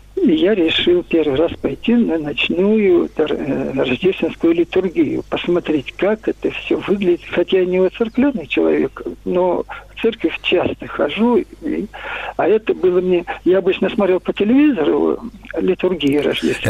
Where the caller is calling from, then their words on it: Moscow, Russia; я звоню из Москвы